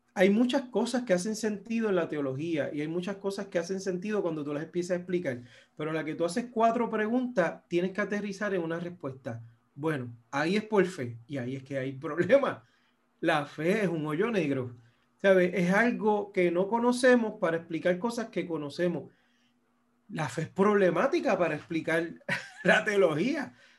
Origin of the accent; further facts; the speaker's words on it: Puerto Rico; yo soy puertorriqueño y tengo un pasaporte estadounidense